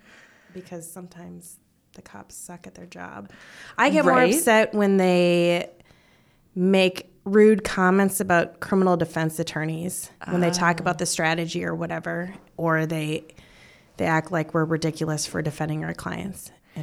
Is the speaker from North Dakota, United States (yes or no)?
yes; Bismarck, North Dakota, United States; moved away as an adult; also born or lived in Fargo, North Dakota / Minot, North Dakota; now in Omaha, United States; I am from Bismarck, North Dakota, the capital.